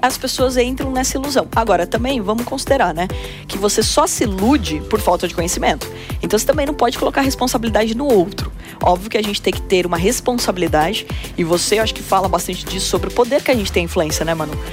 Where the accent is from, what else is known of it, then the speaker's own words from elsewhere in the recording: Porto Feliz, São Paulo, Brazil; moved away as an adult; also born or lived in Campinas; eu nasci em Porto Feliz, que tem 50 mil habitantes até hoje. Então é uma cidade pequena do interior, eu tive que sair para fazer faculdade e eu fui morar em Campinas e eu tinha 17 anos